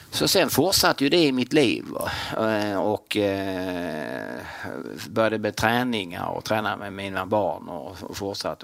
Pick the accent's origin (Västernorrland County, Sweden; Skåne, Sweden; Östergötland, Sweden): Skåne, Sweden; Kristianstad; jag är från Kristianstad, född och mm. uppvuxen i Kristianstad